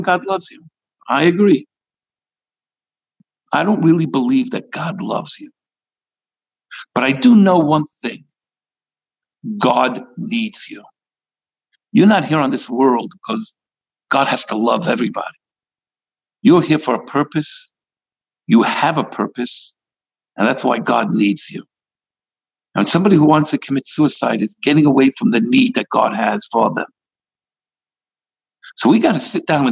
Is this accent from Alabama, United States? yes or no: no; New York City, New York, United States; now in California, United States; I come from Brooklyn